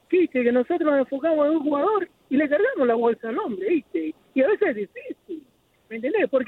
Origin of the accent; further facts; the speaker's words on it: Argentina; como argentino, como yo